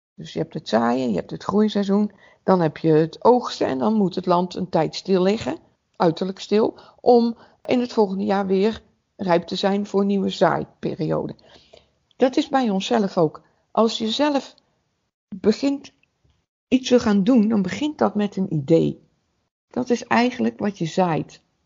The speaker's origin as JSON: {"language": "Dutch", "town": "Waalwijk", "region": "North Brabant", "country": "Netherlands", "tie": "born or raised there", "said": "Ik kom uit Waalwijk"}